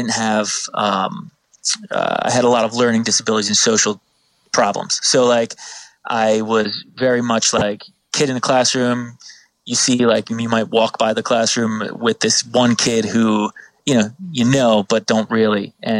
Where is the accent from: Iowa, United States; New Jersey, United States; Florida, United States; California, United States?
New Jersey, United States; I'm from South Jersey.